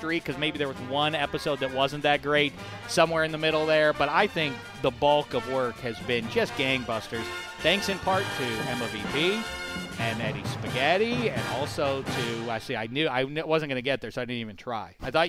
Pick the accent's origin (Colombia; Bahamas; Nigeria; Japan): Colombia; I'm a soccer fan and I'm from Colombia.